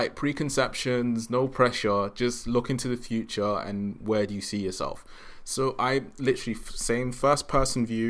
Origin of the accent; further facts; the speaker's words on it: London, United Kingdom; So I grew up in South.